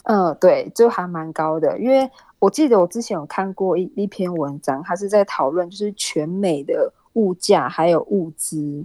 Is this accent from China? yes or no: no; Miaoli County, Taiwan; moved away as an adult; also born or lived in Hawaii, United States; now in Utah, United States; 我一样是台湾人，台湾来的。那我是苗栗人